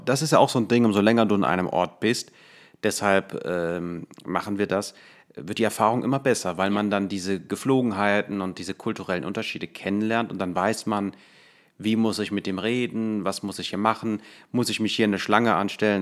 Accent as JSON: {"language": "German", "country": "Germany", "said": "als äh, Deutscher"}